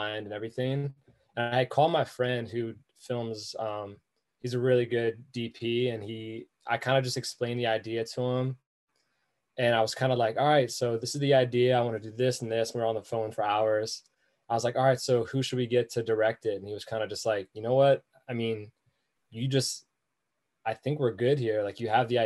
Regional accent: Baltimore, Maryland, United States; growing up in Baltimore

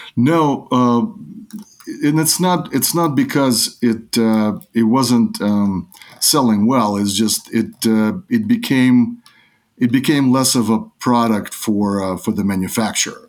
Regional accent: New York, United States; also born or lived in Odessa, Ukraine; I grew up in New York in, uh, nineteen eighties.

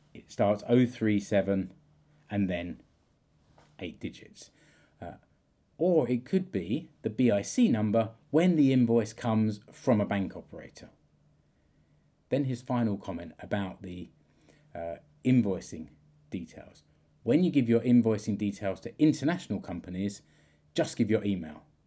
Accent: United Kingdom; moved away; I'm British.

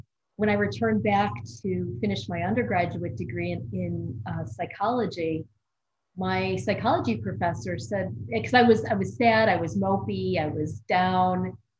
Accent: Buffalo, New York, United States; Buffalo, New York. So if you're familiar with the United States, it's considered part of the Rust Belt.

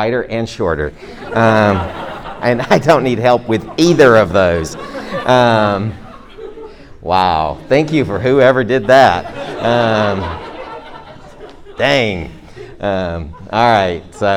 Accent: Georgia, United States; I'm from Georgia

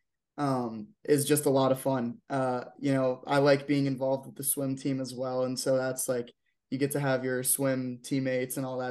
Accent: Maryland, United States; I'm from Maryland

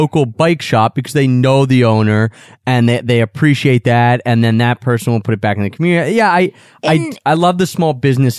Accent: East Coast, United States; Yeah, we are. That's never been a problem. We're from the East Coast.

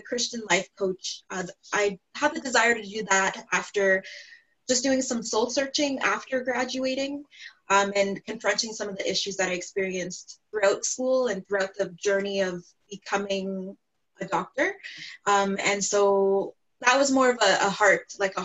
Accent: Ontario, Canada; I'm from Ontario, Canada

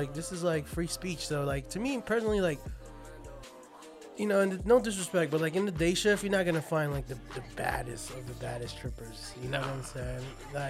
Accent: Las Vegas, Nevada, United States; we're from Vegas. We've been here for a long time. We grew up here.

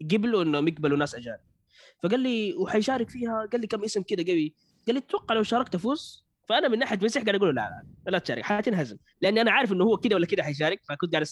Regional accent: Saudi Arabia; شوف في السعوديه عندنا كثير ما شاء الله مواليد

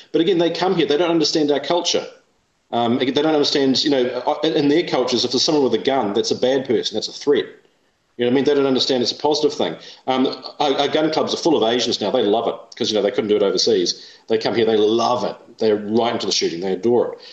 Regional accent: England, United Kingdom; now in New Zealand; I'm English myself

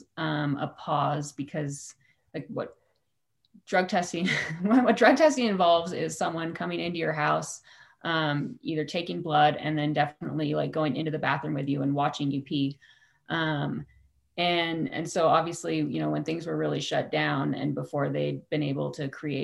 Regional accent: Santa Rosa, California, United States; I'm from Santa Rosa.

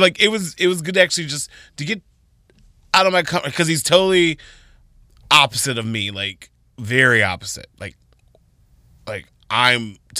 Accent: Arizona, United States; Like, I came from Arizona.

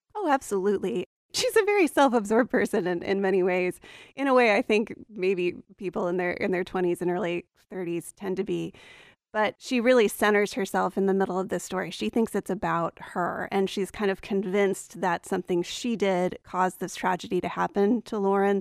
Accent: Appalachia, United States; So I grew up in Appalachia. My family goes back generations there. I grew up in a college town

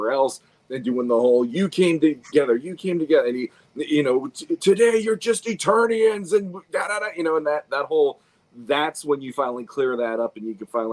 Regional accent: United States; we are still like Americans because that's where we hail from

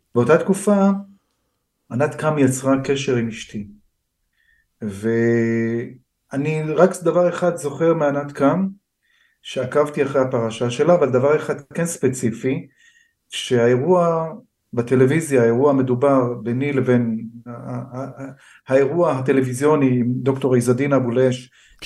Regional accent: Israel; also born or lived in United States; אני ישראלי הייתי גם בארצות הברית ונשארתי ישראלי

